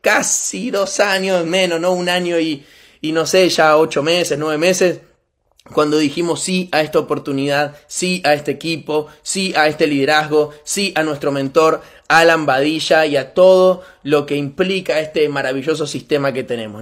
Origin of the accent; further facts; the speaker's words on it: Argentina; soy argentino